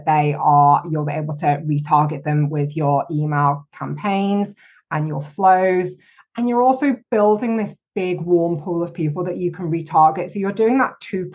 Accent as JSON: {"language": "English", "country": "United Kingdom", "said": "me being terribly British"}